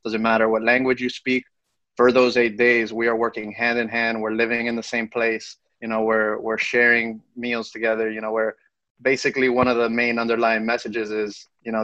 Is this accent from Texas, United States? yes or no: no; Miami, Florida, United States; I was born and raised in Miami